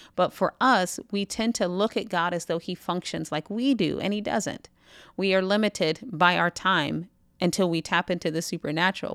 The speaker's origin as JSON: {"language": "English", "country": "United States", "said": "I'm American"}